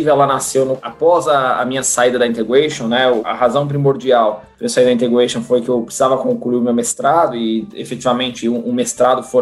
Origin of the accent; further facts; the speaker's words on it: São Paulo, Brazil; Nasci, sempre morei em São Paulo, né?